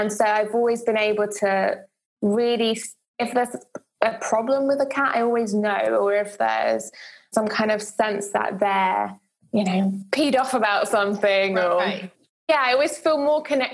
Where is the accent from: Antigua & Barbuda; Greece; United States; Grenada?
Greece; Zakynthos, Ionian Islands; moved away; I'm actually from Greece originally, and we lived in Greece, in a place called Zakynthos